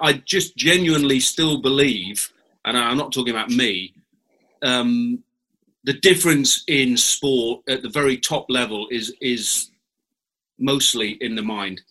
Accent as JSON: {"language": "English", "region": "England", "country": "United Kingdom", "said": "as an Englishman."}